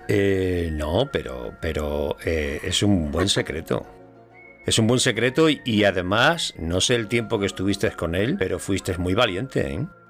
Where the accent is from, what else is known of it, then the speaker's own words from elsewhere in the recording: Andalusia, Spain; yo soy andaluz